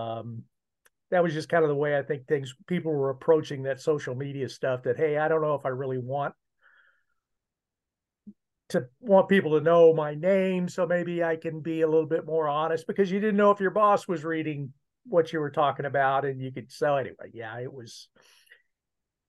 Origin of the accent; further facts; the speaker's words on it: Columbia, Missouri, United States; I grew up in Columbia, Missouri.